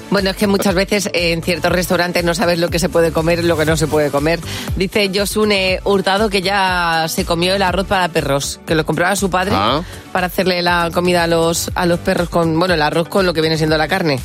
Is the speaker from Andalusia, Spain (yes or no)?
no; Murcia, Region of Murcia, Spain; somos de Murcia